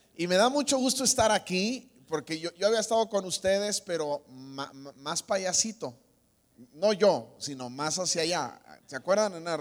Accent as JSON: {"language": "Spanish", "town": "Guadalajara", "region": "Jalisco", "country": "Mexico", "tie": "born or raised there", "moved": "yes", "said": "Yo soy de Guadalajara, aquí nací, aquí tengo familia"}